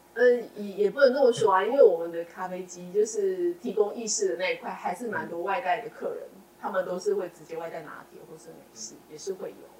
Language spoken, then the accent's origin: Chinese; Yuanlin, Changhua County, Taiwan; 我从小在园里长大